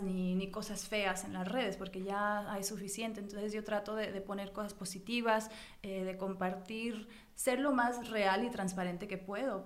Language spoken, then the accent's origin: Spanish; United States; yo nací en Estados Unidos, pero ah. mis padres los dos son mexicanos